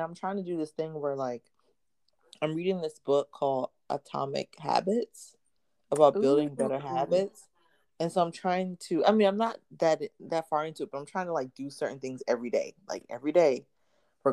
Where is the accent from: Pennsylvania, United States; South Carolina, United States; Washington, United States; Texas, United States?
Pennsylvania, United States; outside of Philly; now in the South, United States; I grew up outside of Philly